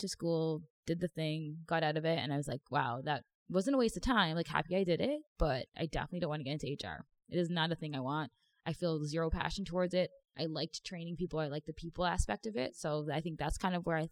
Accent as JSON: {"language": "English", "town": "Toronto", "region": "Ontario", "country": "Canada", "tie": "born or raised there", "also_born_or_lived": "Mississauga", "said": "Born and raised in Toronto"}